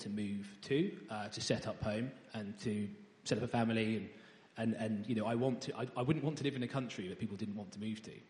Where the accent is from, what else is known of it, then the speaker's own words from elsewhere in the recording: Ely, East of England, United Kingdom; I was born in Ely, in Cambridgeshire